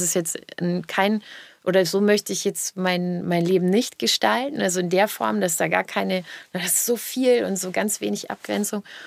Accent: the South, Southern Germany, Germany; ich komme ja aus dem Süden.

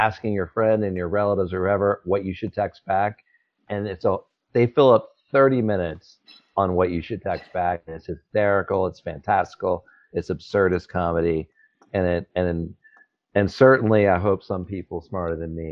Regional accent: North Carolina, United States; I grew up in North Carolina.

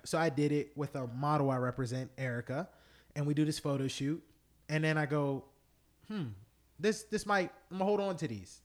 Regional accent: United States; We're American, and I'm Black American

